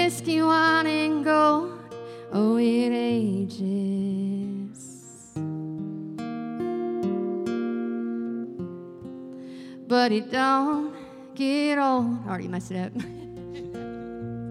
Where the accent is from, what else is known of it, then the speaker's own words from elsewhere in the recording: Arkansas, United States; moved away as an adult; now in Nashville, United States; I'm originally from Arkansas, but Nashville's my home